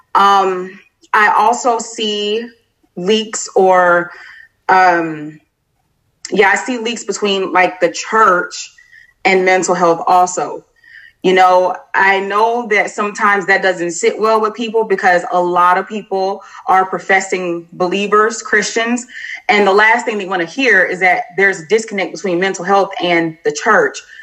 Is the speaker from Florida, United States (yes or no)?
yes; Florida, United States; moved away as an adult; now in Clarksville, United States; am originally from Florida, but once I joined the military, I just kind of traveled around and decided to settle here in uh, Clarksville, Tennessee